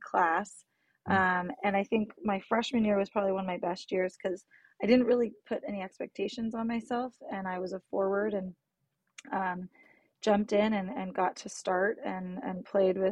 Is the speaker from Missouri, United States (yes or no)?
no; San Jose, California, United States; I grew up in San Jose, California, born and raised